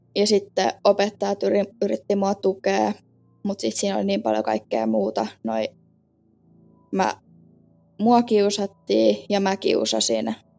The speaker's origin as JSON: {"language": "Finnish", "town": "Kotka", "region": "Kymenlaakso", "country": "Finland", "tie": "born or raised there", "also_born_or_lived": "Kouvola"}